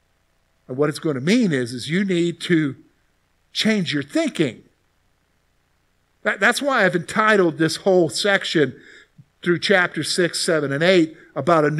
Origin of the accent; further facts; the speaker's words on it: the South, United States; moved away; also born or lived in Columbia, South Carolina; growing up in the South, you hear a lot about salvation because it's very much a Christian culture down there.